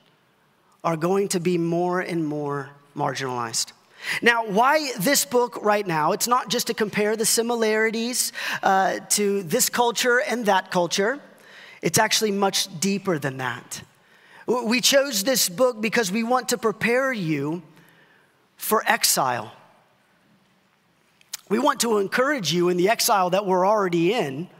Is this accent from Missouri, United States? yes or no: no; Dallas-Fort Worth area, Texas, United States; a pastor growing up in the Dallas-Fort Worth area